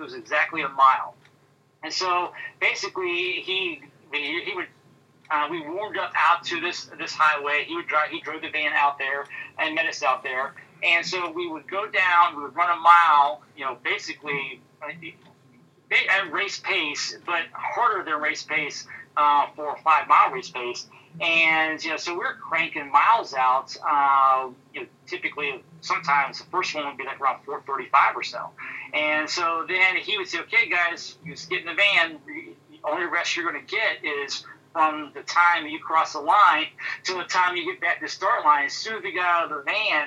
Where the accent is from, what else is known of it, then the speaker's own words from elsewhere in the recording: Midwest, United States; moved away as an adult; also born or lived in Arkansas / Houston, Texas; now in Michigan, United States; growing up in the Midwest